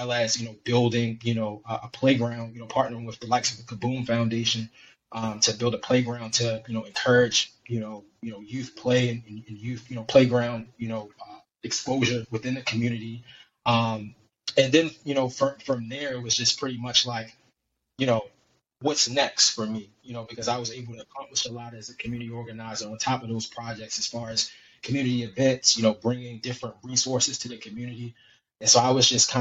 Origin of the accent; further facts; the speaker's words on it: Baltimore, Maryland, United States; I'm born and raised in Baltimore, Maryland, Baltimore City.